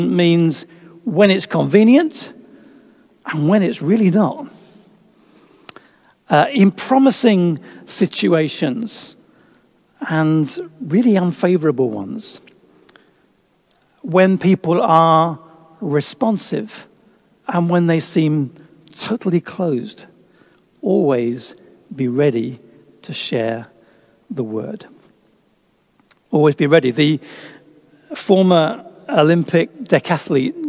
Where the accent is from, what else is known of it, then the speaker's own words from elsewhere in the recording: England, United Kingdom; being English